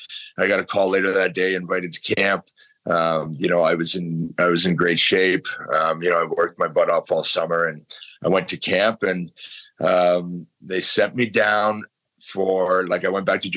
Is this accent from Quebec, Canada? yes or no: no; London, Ontario, Canada; growing up in London, obviously hockey's huge here.